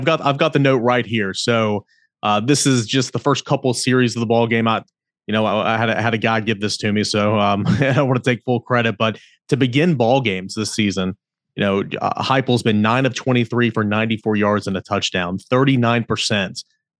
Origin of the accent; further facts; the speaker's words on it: East Tennessee, United States; I grew up in East Tennessee.